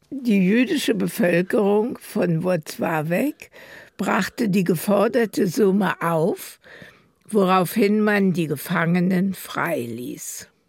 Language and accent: German; Berlin, Germany; so sind wir also in Berlin, wo ich geboren bin, geblieben und haben also auch Deportation und alles erlebt.